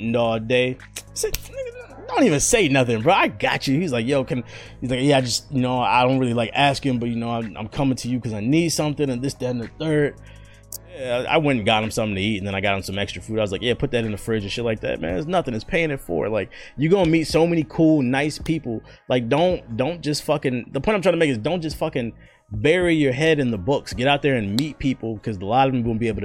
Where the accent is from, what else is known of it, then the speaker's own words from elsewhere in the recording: East Coast, United States; moved away as an adult; also born or lived in Arkansas; I'm from the city, bro. I'm from the East Coast